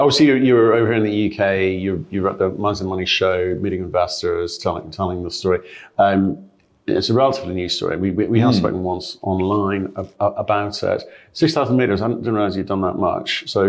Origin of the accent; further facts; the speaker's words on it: Australia; born there; I was born in Australia, so I know where it is.